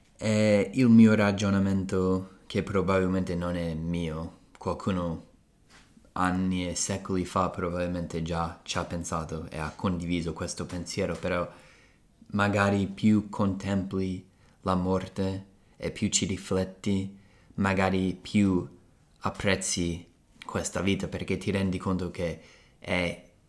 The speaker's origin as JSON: {"language": "Italian", "region": "Colorado", "country": "United States", "tie": "born or raised there", "moved": "yes", "said": "sono cresciuto in Colorado"}